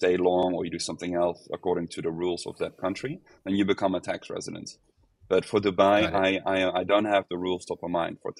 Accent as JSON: {"language": "English", "country": "Netherlands", "moved": "yes", "lives_now": "Portugal", "said": "I'm from the Netherlands"}